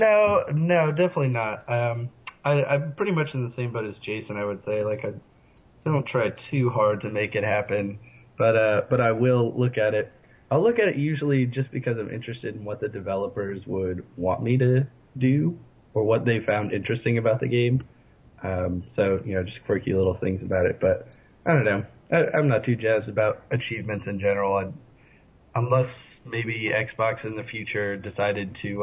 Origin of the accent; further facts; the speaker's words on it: Fairfax County, Northern Virginia, United States; my hometown. They had Fairfax County